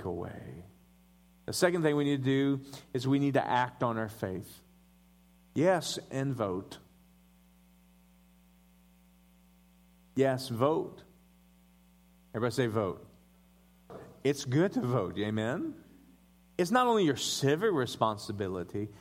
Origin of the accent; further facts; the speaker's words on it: Denver, Colorado, United States; I was born in Denver, Colorado.